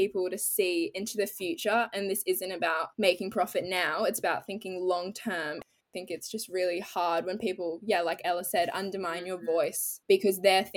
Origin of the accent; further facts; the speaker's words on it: Australia; growing up in Australia, because my family's also in New Zealand